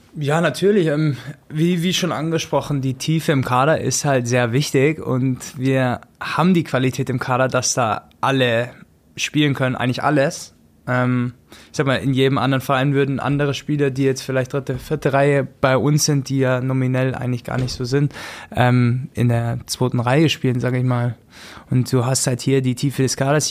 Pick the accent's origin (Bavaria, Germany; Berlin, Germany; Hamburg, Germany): Bavaria, Germany; Augsburg; ich bin aus Augsburg